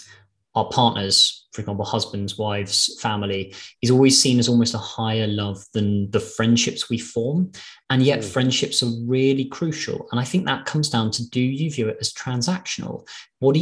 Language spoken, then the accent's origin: English; London, United Kingdom; also born or lived in Glasgow; I'm from London. I've lived in London all my life.